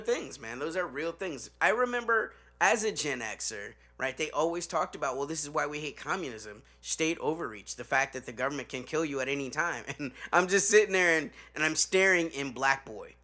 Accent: Chicago, Illinois, United States; I'm from Chicago.

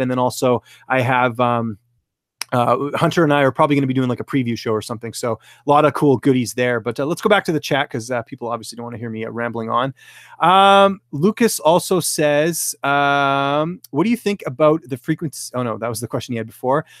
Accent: British Columbia, Canada; moved away; I'm actually originally from British Columbia

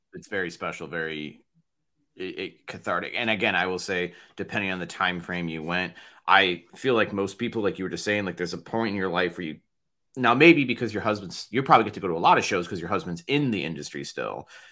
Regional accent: Chicago, Illinois, United States; we're very Chicago, we're, we're from Chicago

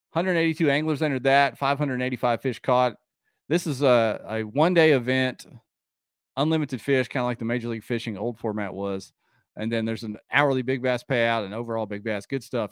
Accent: Ohio, United States; my home state of Ohio

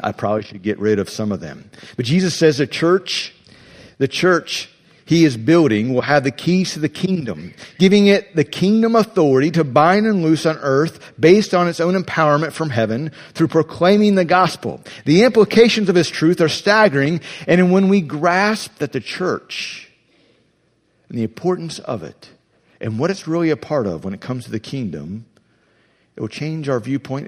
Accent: Ohio, United States; I'm from Ohio.

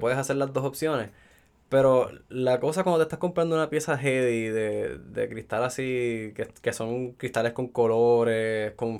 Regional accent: Puerto Rico; Soy un sato puertorriqueño aquí

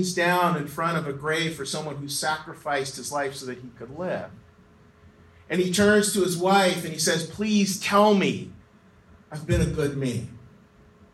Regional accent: Western Pennsylvania, United States; I am from Western Pennsylvania, grew up right over the hill from Reed.

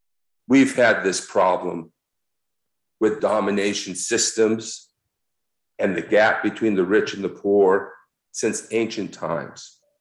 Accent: United States; I'm an American. And growing up in America

